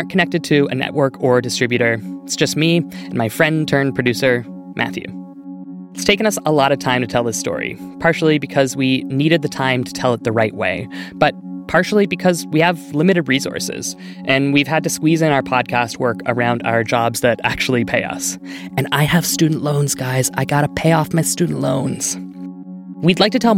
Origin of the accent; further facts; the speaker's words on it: Canada; we're from Canada